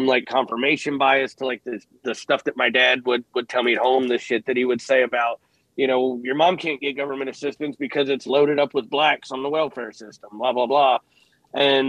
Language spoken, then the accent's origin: English; Cleveland, Ohio, United States; I grew up in Cleveland in the mid-90s